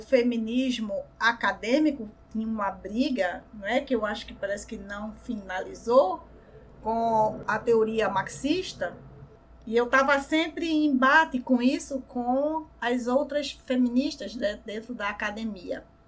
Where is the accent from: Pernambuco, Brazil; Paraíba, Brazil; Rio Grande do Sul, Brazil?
Pernambuco, Brazil; Recife; aqui no Brasil, mais especificamente aqui no Recife, né, onde eu nasci, onde eu moro